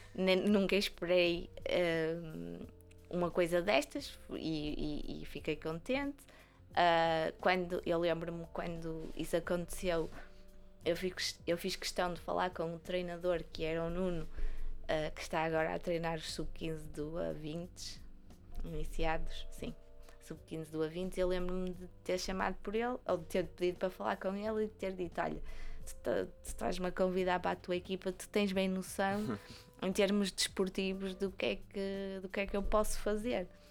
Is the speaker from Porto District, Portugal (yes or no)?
yes; Vila Nova de Gaia, Porto District, Portugal; É o clube da minha terra